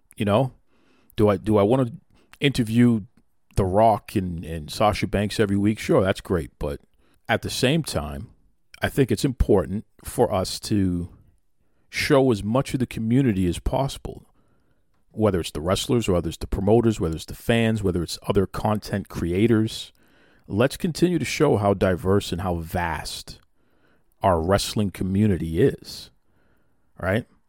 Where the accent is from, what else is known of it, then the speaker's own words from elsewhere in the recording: Boston, Massachusetts, United States; I grew up on Teddy Long and, and here in Boston, um, I was fortunate enough to have cable television very, very early